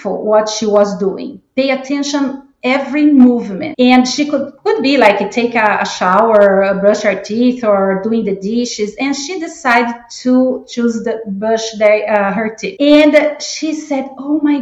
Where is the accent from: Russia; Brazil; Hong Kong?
Brazil; English is a second language; moved away as an adult; also born or lived in Chicago area, United States; now in Georgia, United States; I am originally from Brazil, and I've been living in the United States for 25 years